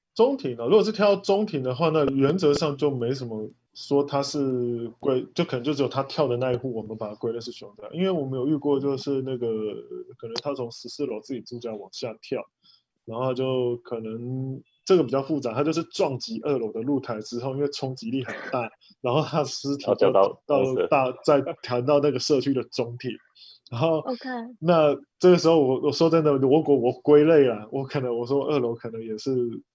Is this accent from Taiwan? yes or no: yes; Taichung, Taiwan; 我是台中的